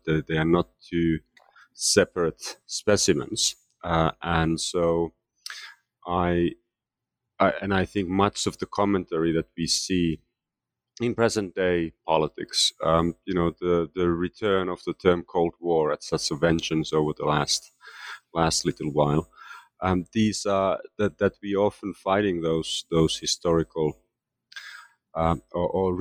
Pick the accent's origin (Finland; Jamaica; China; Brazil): Finland; moved away as an adult; also born or lived in United States / Canada / London, United Kingdom; now in Geneva, Switzerland; I am originally from Finland, and I left Finland to pursue graduate studies in the United States in the late 1980s